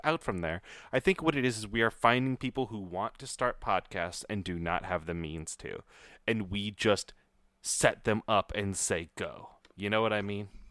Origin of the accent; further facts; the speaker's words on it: Iowa, United States; I was raised in Iowa